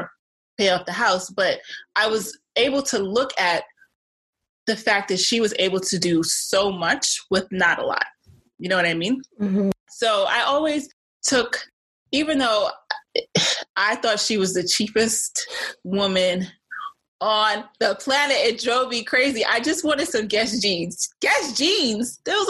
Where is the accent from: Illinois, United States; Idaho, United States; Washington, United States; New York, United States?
New York, United States; New York City; being from Brooklyn, you know, growing up in the Caribbean, like with the Caribbean family.